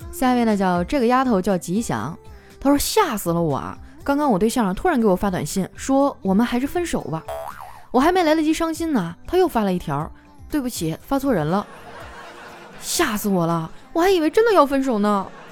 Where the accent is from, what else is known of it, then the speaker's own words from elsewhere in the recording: Northeast China, China; 我们东北人哈，最爱干的事儿就是洗澡